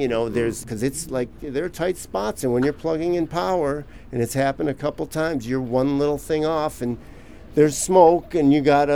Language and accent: English; Milwaukee, Wisconsin, United States; now in Los Angeles, United States; I'm originally from Milwaukee, Wisconsin